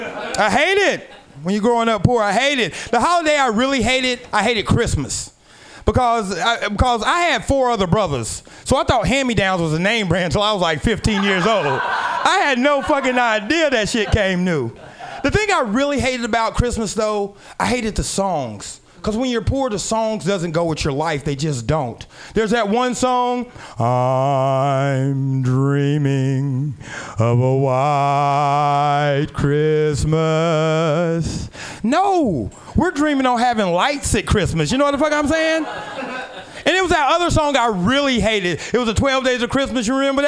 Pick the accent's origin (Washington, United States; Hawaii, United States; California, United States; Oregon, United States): Oregon, United States; Portland; We are down here from Portland, Oregon.